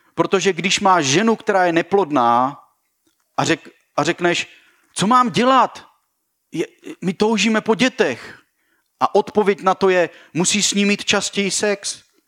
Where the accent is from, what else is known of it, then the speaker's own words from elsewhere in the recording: Ostrava, Moravian-Silesian Region, Czechia; now in Brno, Czechia; Já jsem vyrůstal v Ostravě, Baník Ostrava, eh, kterému fandím, i když jsem pořád Brňák.